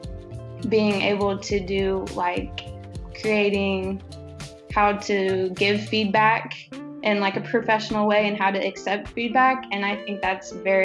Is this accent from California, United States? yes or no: no; Gas City, Indiana, United States; moved away as an adult; I'm originally from Gas City, Indiana, a little town kind of close to Marion, Indiana